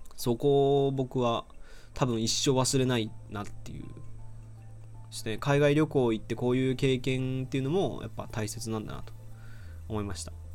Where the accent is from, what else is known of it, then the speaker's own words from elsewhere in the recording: Aichi, Japan; 僕は愛知県出身なんですけど